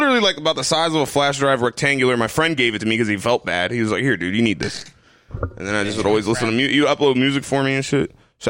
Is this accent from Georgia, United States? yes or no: no; Fairborn, Ohio, United States; I'm from Fairborn, Ohio.